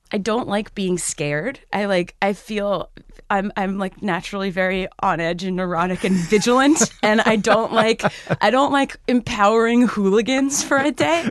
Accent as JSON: {"language": "English", "town": "Cambridge", "region": "Massachusetts", "country": "United States", "tie": "born or raised there", "said": "I grew up in Cambridge, so I was more in the stuffy neck of the woods"}